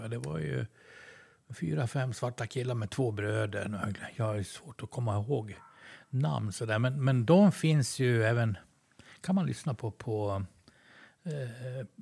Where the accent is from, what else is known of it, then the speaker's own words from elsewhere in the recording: Sweden; vi är ju svenskar.